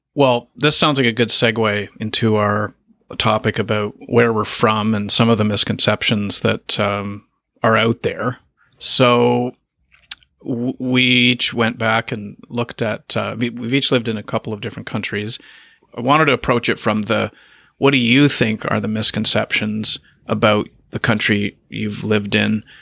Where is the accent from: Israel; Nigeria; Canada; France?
Canada; also born or lived in China / Japan; Canada, that's my home country